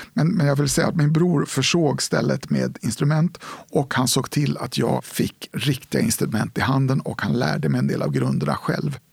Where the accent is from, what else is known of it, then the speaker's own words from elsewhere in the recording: Stockholm, Stockholm County, Sweden; also born or lived in Nyköping; hade vi en lägenhet på vid Stora mossen ungefär, västerort i Stockholm.